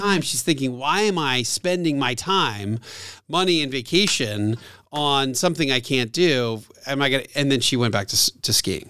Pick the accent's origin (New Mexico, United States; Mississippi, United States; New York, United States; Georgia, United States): Georgia, United States; Atlanta; my hometown radio station that I also do radio on